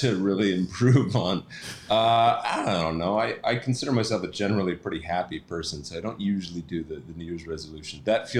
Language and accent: English; Seattle, Washington, United States; also born or lived in Toronto; I grew up in Seattle